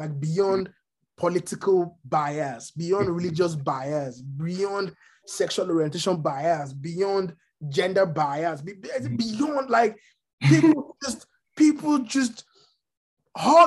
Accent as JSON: {"language": "English", "country": "Nigeria", "tie": "born or raised there", "moved": "as an adult", "lives_now": "United States", "said": "So yeah, I grew up in Nigeria for the latter part of my life. I'm Yoruba"}